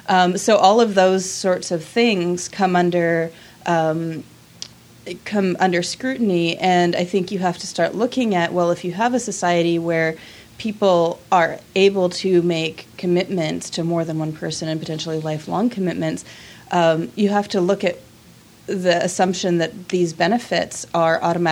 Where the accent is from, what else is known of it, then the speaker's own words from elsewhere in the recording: Canada; Well, I'm a Canadian.